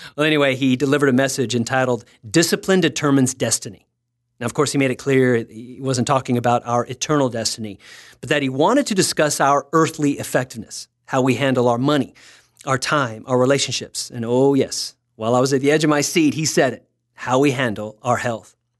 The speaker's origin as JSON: {"language": "English", "region": "Texas", "country": "United States", "said": "I'm from Texas."}